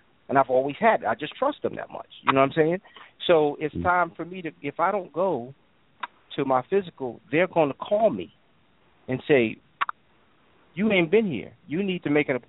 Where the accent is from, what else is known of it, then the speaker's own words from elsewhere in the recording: New York, United States; as a child, as an adolescent, I grew up in New York